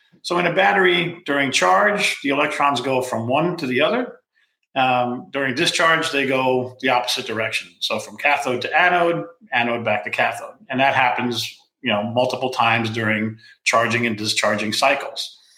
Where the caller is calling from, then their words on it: California, United States; I'm dialing in from California. Rainy California right now.